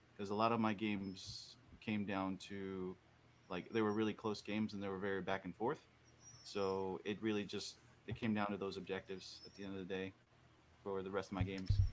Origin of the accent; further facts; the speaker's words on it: Orlando, Florida, United States; I'm from the Orlando area in Florida